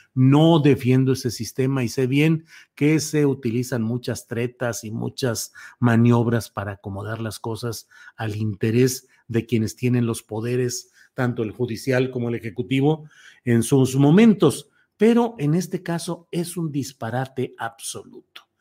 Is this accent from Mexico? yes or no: yes; Torreón, Coahuila, Mexico; Torreón, mi tierra natal, Torreón, Coahuila.